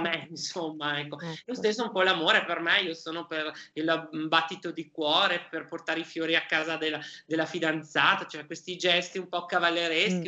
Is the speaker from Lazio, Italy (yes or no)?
no; Vicenza, Veneto, Italy; io sono un vicentino d'origine